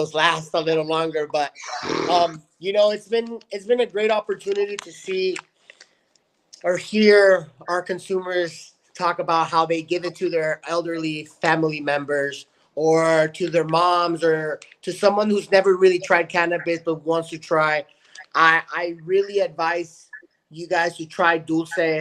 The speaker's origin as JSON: {"language": "English", "town": "El Paso", "region": "Texas", "country": "United States", "tie": "born or raised there", "moved": "as an adult", "lives_now": "California, United States", "said": "my hometown of El Paso, Texas"}